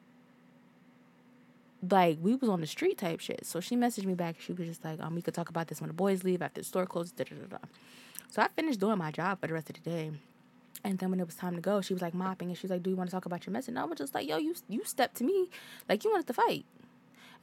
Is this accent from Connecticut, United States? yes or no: yes; Hartford, Connecticut, United States; I'm from Hartford